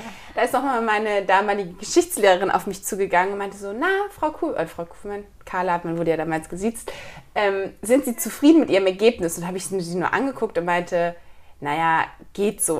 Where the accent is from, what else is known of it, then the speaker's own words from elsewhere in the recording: Kiel, Schleswig-Holstein, Germany; moved away as an adult; also born or lived in Hamburg; ich komme eigentlich aus Kiel